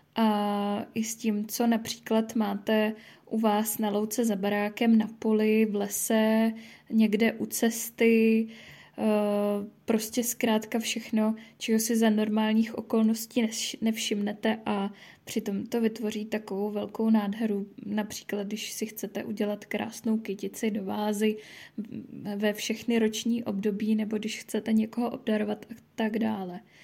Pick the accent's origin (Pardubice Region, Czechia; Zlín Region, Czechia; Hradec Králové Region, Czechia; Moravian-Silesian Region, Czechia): Pardubice Region, Czechia; Pardubice; jsem z Pardubic